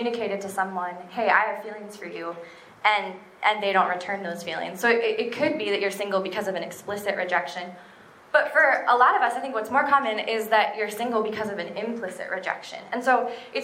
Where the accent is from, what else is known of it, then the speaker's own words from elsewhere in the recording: Minneapolis, Minnesota, United States; I am from Minneapolis.